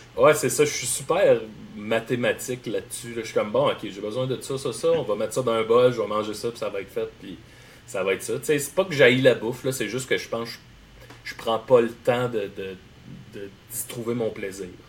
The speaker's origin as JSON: {"language": "French", "town": "Salaberry-de-Valleyfield", "region": "Quebec", "country": "Canada", "also_born_or_lived": "Hochelaga-Maisonneuve, Montreal", "moved": "yes", "lives_now": "Montreal, Canada", "said": "je viens de Valleyfield. Là, j'habite dans Hochelaga Maisonneuve"}